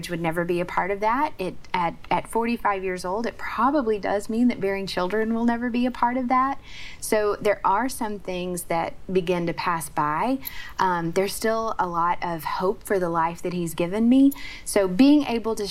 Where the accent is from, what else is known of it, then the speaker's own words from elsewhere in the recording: Oklahoma, United States; I grew up in Oklahoma.